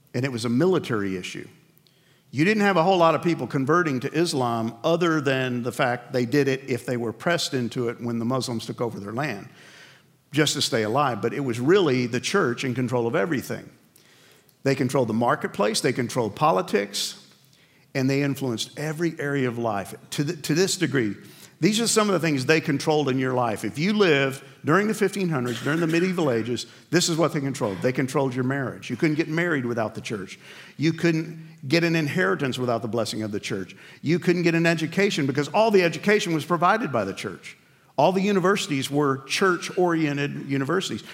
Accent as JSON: {"language": "English", "region": "New York", "country": "United States", "tie": "born or raised there", "said": "I grew up in New York"}